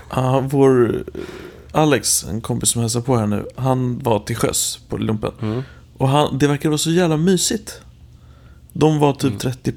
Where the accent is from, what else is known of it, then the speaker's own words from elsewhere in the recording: Sweden; moved away as an adult; jag är från Sverige